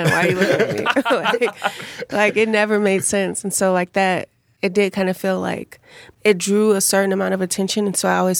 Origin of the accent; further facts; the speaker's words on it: Chicago, Illinois, United States; we grew up on the South Side.